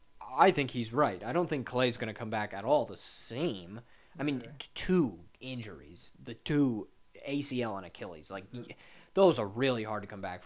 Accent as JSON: {"language": "English", "region": "California", "country": "United States", "said": "we're both from California"}